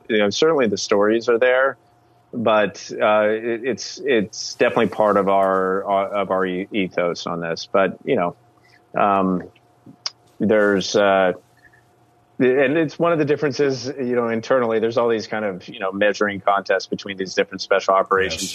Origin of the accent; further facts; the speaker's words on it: the Ozarks, United States; moved away; also born or lived in San Francisco / Washington, District of Columbia, United States; my hometown in the Ozarks